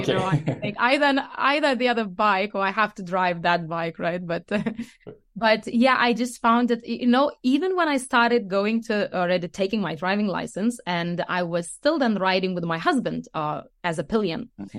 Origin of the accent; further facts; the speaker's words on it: Lithuania; English is a second language; now in Denmark; So I live in Denmark, but I am not Danish. I come from Lithuania.